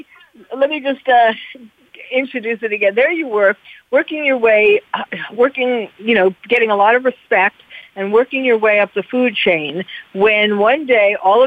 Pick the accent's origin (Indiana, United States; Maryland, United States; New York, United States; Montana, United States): New York, United States; I'm from New York